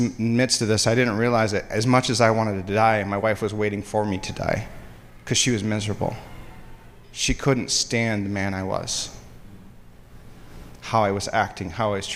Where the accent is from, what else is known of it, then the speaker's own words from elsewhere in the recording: Hudsonville, Michigan, United States; I grew up in West Michigan. I grew up in Hudsonville